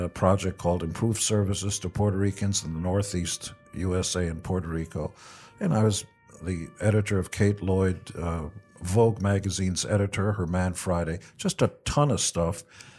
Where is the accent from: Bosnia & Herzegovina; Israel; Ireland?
Israel; English is a second language; now in United States; I wanted to give back because I came from Israel and had nothing. And I was shocked that America was willing to give me every opportunity